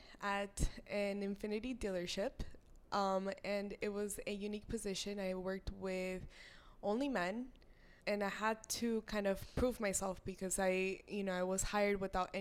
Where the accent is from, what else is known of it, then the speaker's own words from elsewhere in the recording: South Florida, United States; moved away as an adult; I'm from Florida